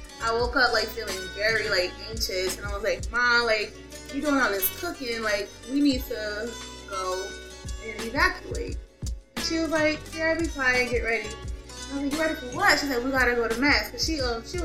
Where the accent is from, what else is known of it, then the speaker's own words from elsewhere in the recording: New Orleans, Louisiana, United States; I'm from New Orleans